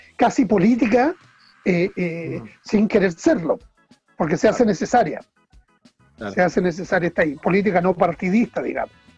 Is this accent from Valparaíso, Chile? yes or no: no; Chimbarongo, O'Higgins, Chile; also born or lived in Nancagua / Puente Negro / San Fernando; yo soy nancagüino de nacimiento. Me criaron en Chimbarongo